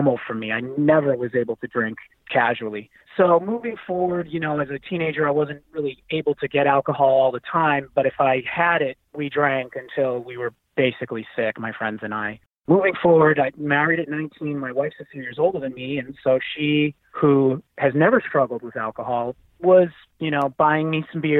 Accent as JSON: {"language": "English", "town": "Boston", "region": "Massachusetts", "country": "United States", "tie": "born or raised there", "said": "I was born and raised in Boston, Massachusetts, came from an Italian family"}